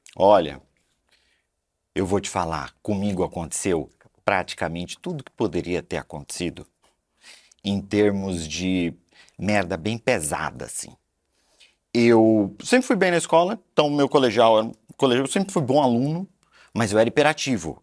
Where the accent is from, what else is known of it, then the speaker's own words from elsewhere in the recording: Belém, Pará, Brazil; moved away; Eu sou de Belém do Pará e lá era muito quente